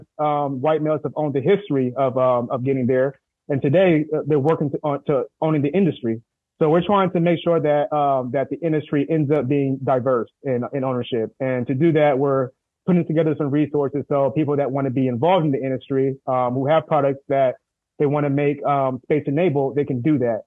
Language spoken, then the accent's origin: English; San Diego, California, United States; from Southeast San Diego